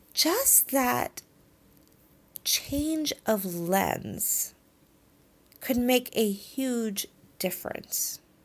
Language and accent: English; Texas, United States; moved away; I grew up in Texas in the early eighties.